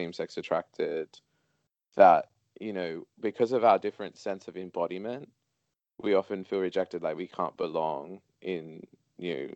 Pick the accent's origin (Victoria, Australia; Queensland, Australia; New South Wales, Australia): New South Wales, Australia; Sydney; growing up in Sydney, Australia